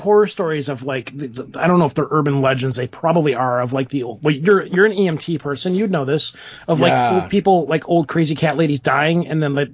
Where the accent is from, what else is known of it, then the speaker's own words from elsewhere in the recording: United States; I'm American